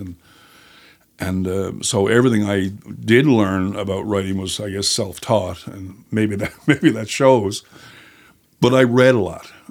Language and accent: English; St. John's, Newfoundland and Labrador, Canada; also born or lived in Jerseyside, Placentia Bay; I was born in Saint John's, uh, and then when I was about, uh, eight, I guess it was, uh, we moved to Jersey Side in Placentia Bay